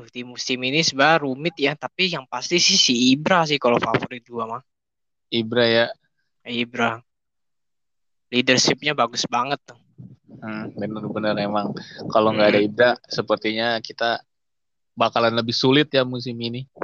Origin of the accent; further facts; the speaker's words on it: West Jakarta, Jakarta, Indonesia; Gua dari Jakarta Barat nih, gua tinggal di Jakarta Barat.